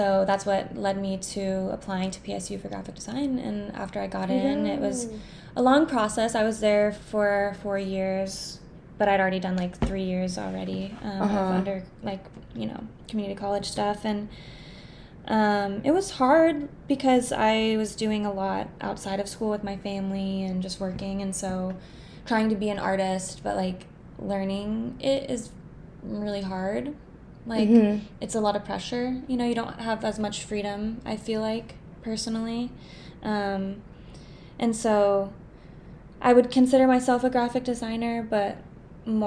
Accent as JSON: {"language": "English", "region": "Alaska", "country": "United States", "tie": "born or raised there", "said": "Growing up in Alaska"}